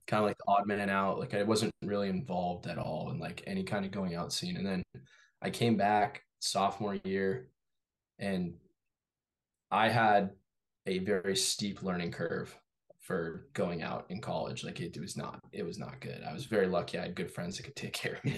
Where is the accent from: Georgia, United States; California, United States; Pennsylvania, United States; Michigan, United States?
California, United States; Torrance; moved away as an adult; now in Massachusetts, United States; I grew up in Torrance, California.